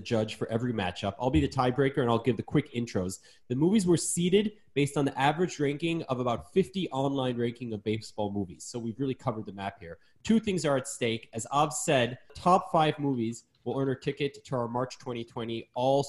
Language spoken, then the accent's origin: English; Minnesota, United States; I'm from Minnesota